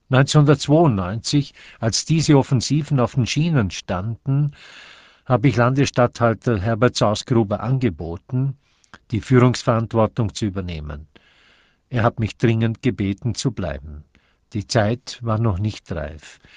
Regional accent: Thüringen, Vorarlberg, Austria; Ich habe mich in die Pflicht nehmen lassen. Zunächst für meine Heimatgemeinde Thüringen, dann 1964 für den Landtag

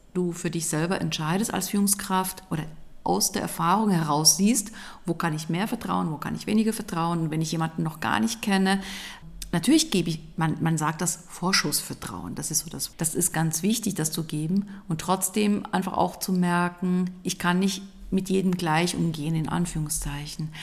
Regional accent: Switzerland; ich komme aus der Schweiz.

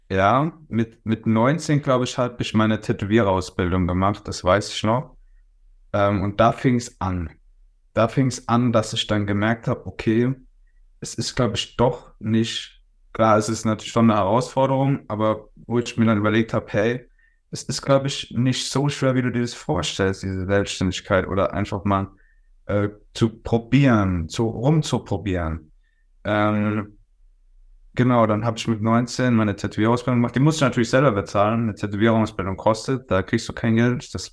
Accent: Worms, Rhineland-Palatinate, Germany; born there; also ich bin äh, geboren in Worms, wohne in äh, Osthuppen.

